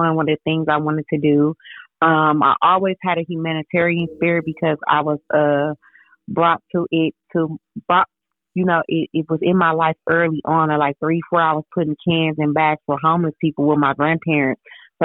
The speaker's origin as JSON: {"language": "English", "town": "Milwaukee", "region": "Wisconsin", "country": "United States", "tie": "born or raised there", "also_born_or_lived": "Mississippi", "moved": "as an adult", "said": "my hometown"}